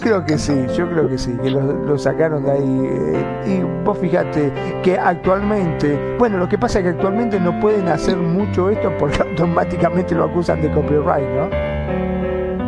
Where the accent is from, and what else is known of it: Argentina